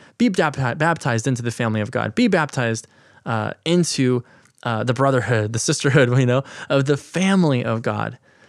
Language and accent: English; Washington, United States; I'm from the Southwest Washington area, and we had the Columbia River.